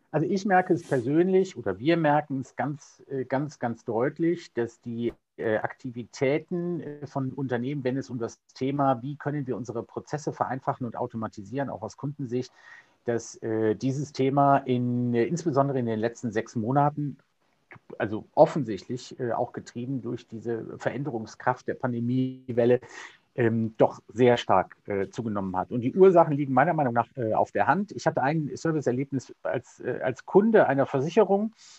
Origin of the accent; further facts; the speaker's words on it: Cologne, North Rhine-Westphalia, Germany; ich bin äh, Kölner äh, mit Herz und Leidenschaft